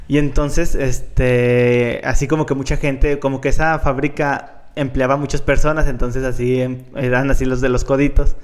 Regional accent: León, Guanajuato, Mexico; soy de León

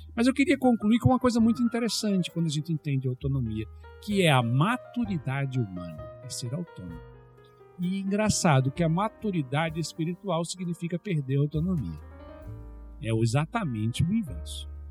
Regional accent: Brazil; moved away; na minha terra é carteira

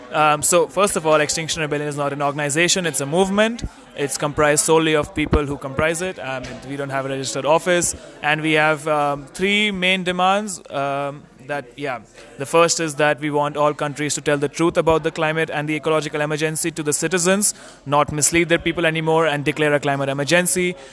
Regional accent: India; moved away as an adult; now in Singapore; I'm from India. I study in Singapore

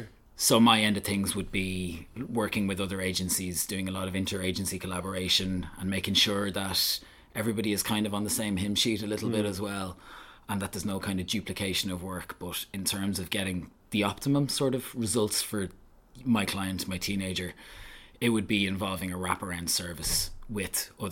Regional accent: Belgium; Well, I grew up in Belgium, I spent sort of 10 years in Belgium. My mother and father were over there kind of working, and they took myself and my younger sister, luckily, with them.

